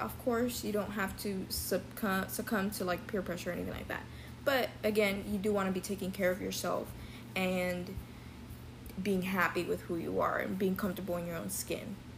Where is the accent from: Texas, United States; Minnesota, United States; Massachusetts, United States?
Texas, United States; Dallas; I am 20 years old and I grew up in Dallas, Texas.